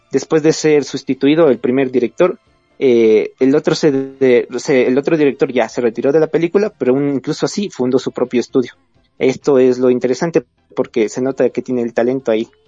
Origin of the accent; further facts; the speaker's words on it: Ecuador; eh, soy de Ecuador